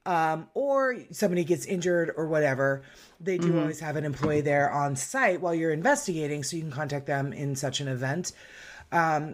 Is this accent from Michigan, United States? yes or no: no; Arizona, United States; moved away; I am from Arizona